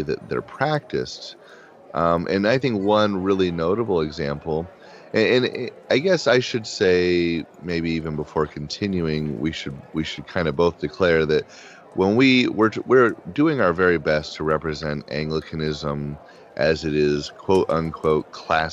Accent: Midwest, United States; as a Midwesterner

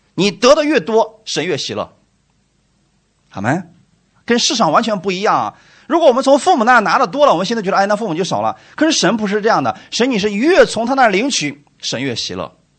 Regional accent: China; 我们中国人

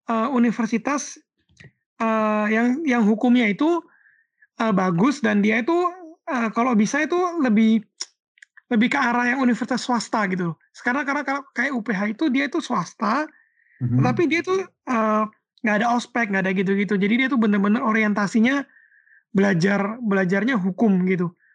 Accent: Surabaya, East Java, Indonesia; moved away as an adult; dulu kan aku tuh kan aslinya uh, dari Surabaya.

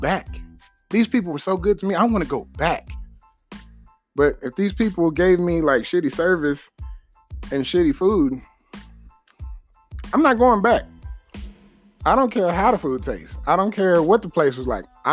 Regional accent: Texas, United States; I'm from Texas.

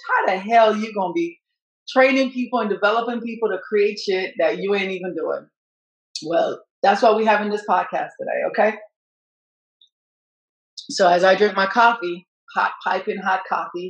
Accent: Jamaica; now in United States; I'm from Jamaica

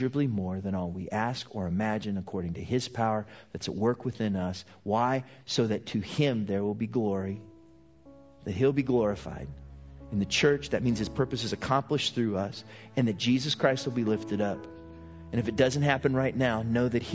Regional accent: United States; who I am as an American

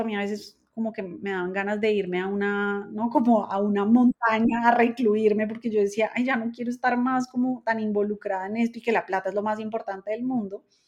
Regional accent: Colombia; yo soy colombiana

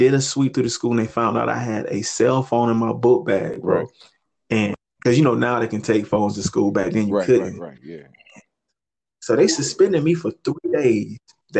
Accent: Chesterfield, Virginia, United States; It dominantly white school, definitely growing up in Chesterfield.

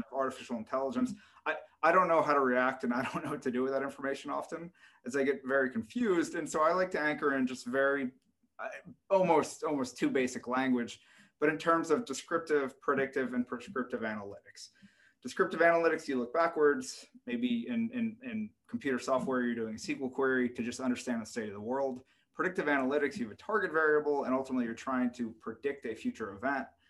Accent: United States; being an American

